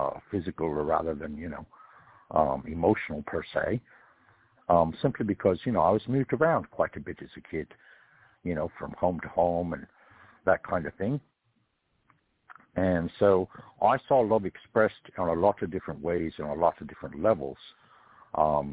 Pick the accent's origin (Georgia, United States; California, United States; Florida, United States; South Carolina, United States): California, United States; I come from California, and California back in the time that I was born